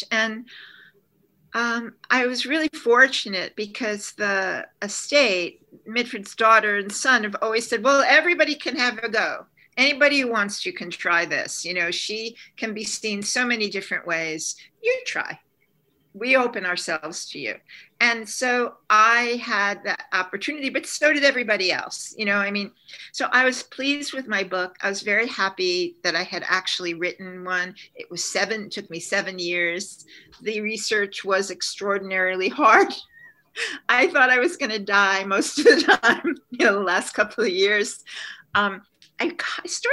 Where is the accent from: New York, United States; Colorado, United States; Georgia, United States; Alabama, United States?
New York, United States; Long Island; also born or lived in Bronx, New York; I was born in the Bronx and I grew up on Long Island